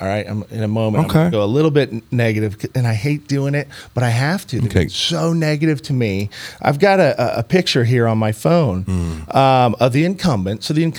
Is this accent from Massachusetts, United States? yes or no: no; Illinois, United States; now in Missouri, United States; I came from Illinois. So, I chose Missouri.